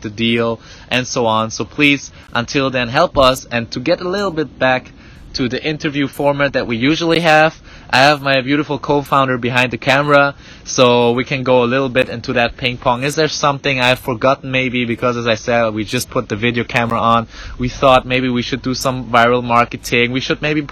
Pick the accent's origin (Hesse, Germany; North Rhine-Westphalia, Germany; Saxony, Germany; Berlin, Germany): Hesse, Germany; Gießen; English is a second language; came back to my hometown in Gießen. I tell you, it's a small city next to Frankfurt